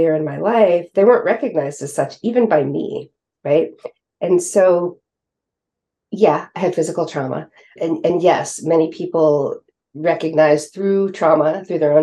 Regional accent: West Coast, California, United States; now in East Coast, United States; even though I grew up on the West Coast, I now live on the East Coast

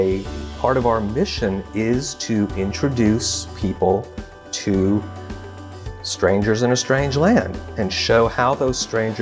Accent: Baton Rouge, Louisiana, United States; I grew up in Baton Rouge, Louisiana

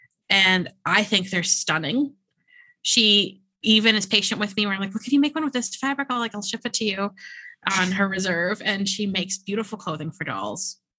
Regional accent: New York, United States; Yeah. I'm a New Yorker.

